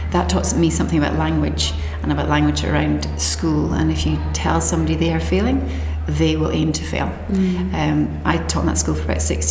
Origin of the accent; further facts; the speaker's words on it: Scotland, United Kingdom; moved away as an adult; now in New Zealand; So I studied in Scotland. I'm not a Kiwi, you can maybe tell. And I taught in Scotland for about 10 years.